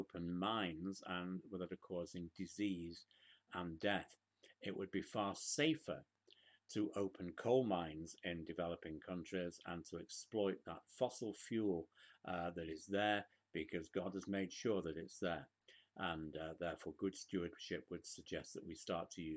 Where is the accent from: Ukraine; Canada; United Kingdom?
United Kingdom; now in United States; Back in the United Kingdom